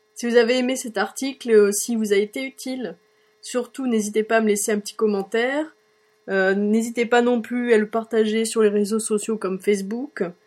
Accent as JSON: {"language": "French", "country": "France", "accent": "French", "moved": "as an adult", "lives_now": "Ireland", "said": "je parle toujours avec mon accent français"}